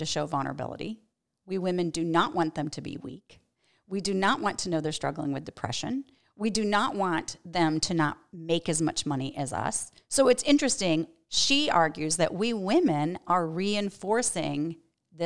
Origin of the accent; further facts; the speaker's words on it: New York, United States; I'm from New York